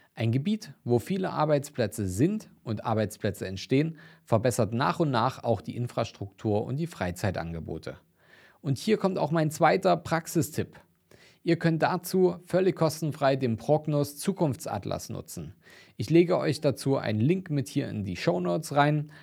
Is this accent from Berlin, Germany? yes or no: no; Dresden, Saxony, Germany; meine Heimat und auch einer meiner Lieblingsinvestitionsstandorte rund um Dresden